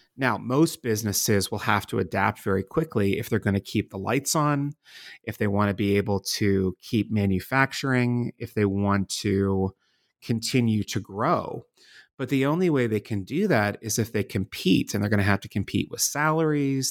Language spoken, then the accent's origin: English; Pittsburgh, Pennsylvania, United States; moved away as an adult; also born or lived in Washington, D.C.; my home city of Pittsburgh, Pennsylvania, and my adopted city of Washington, D.C.